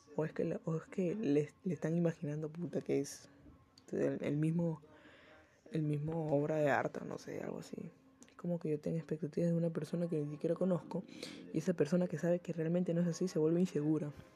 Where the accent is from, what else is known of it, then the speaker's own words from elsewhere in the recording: Peru; acá en Perú porque bueno, soy de Perú